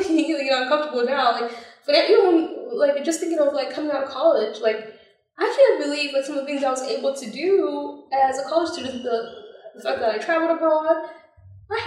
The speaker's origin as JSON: {"language": "English", "country": "Zambia", "tie": "born or raised there", "moved": "yes", "lives_now": "United States", "said": "growing up in Zambia"}